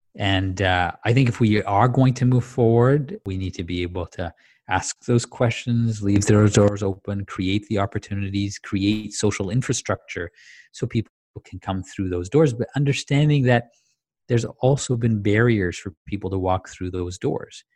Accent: Tanzania; I grew up in Tanzania

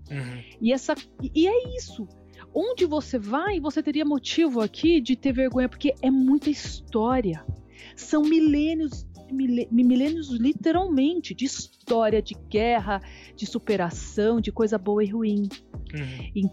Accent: Germany; ah, eu, sou alemã, e às vezes as pessoas têm mais orgulho do que eu. Falar, ah, Alemanha é tão legal.

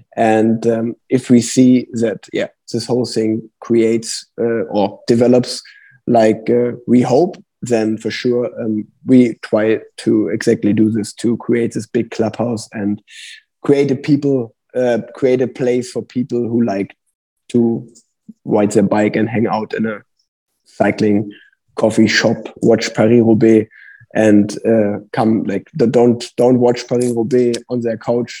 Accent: Cologne, North Rhine-Westphalia, Germany; first language German; English is a second language; Cologne, my hometown

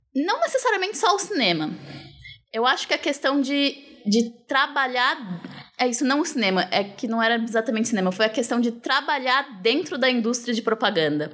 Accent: São Paulo, Brazil; Eu sou de São Paulo, sempre morei assim

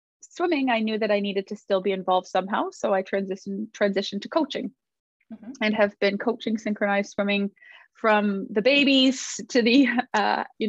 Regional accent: outside Toronto, Ontario, Canada; I live outside of Toronto, Ontario, Canada, and I've lived in this area most of my life

